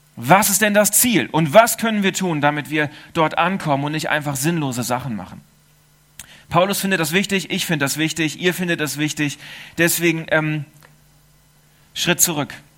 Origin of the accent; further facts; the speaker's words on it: Germany; now in Switzerland; Ich bin Deutscher